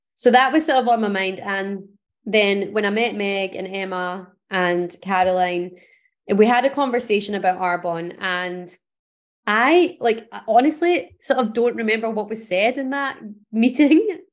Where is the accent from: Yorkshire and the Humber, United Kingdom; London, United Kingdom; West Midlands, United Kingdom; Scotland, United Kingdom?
Scotland, United Kingdom; Paisley; I grew up in Paisley, which is a town outside of Glasgow in Scotland.